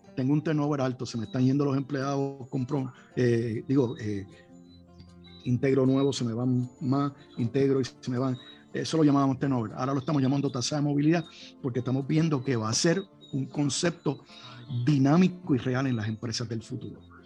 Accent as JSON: {"language": "Spanish", "country": "Puerto Rico", "said": "nuestra isla"}